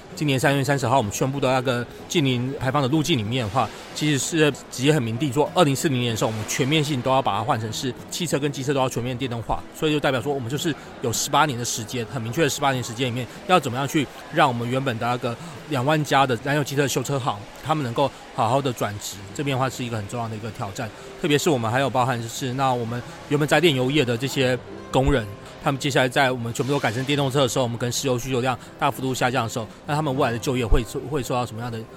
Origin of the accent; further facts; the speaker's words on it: Taiwan; 是我们台湾这边在思考这个议